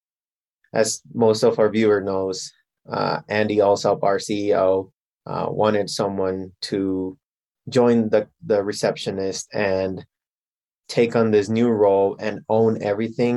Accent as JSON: {"language": "English", "country": "Guatemala", "tie": "born or raised there", "also_born_or_lived": "Minnesota, United States", "moved": "as an adult", "lives_now": "Denver, United States", "said": "I was born here in Denver, and then I moved back to Guatemala, and I grew up all my life in Guatemala."}